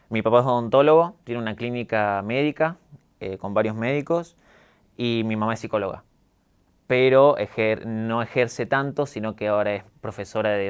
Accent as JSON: {"language": "Spanish", "town": "Villa María", "region": "Córdoba", "country": "Argentina", "tie": "born or raised there", "also_born_or_lived": "Jujuy", "accent": "Cordobés", "said": "Yo nací en Córdoba capital, eh, después me mudé a Jujuy por mi mamá, vivimos en un barrio de Jujuy en Santa Rosa, cinco años, y cuando tenía seis me mudé a Villa María"}